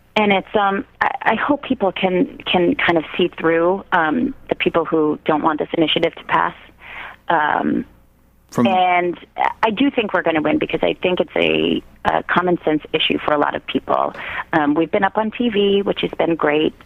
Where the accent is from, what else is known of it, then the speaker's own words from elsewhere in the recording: Quincy, Massachusetts, United States; also born or lived in New York; now in Boston, United States; I'm from Quincy originally.